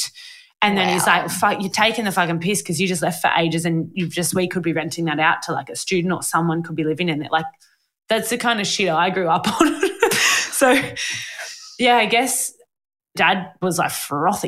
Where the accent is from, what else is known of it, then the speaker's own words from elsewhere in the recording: Sydney, New South Wales, Australia; also born or lived in Lane Cove / Mosman / Balgowlah; I always lived in Narrabeen and Warriewood my whole life, which are two suburbs that are right next to each other.